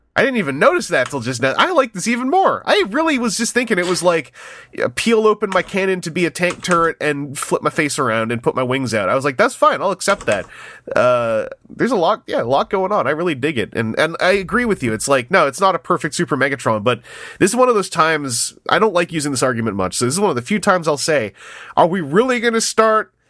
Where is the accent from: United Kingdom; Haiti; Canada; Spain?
Canada; as a Canadian